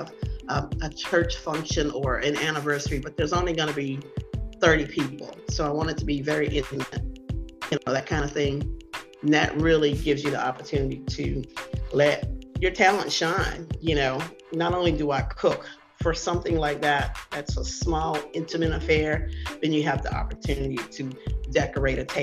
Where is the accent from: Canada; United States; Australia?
United States; the South; that's where we're from. We're from the South.